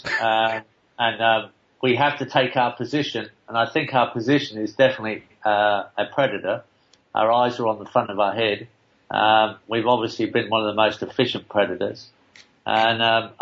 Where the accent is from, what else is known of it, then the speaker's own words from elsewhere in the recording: England, United Kingdom; moved away; I'm old enough to remember that animals were sometimes in butcher shops when I was growing up in England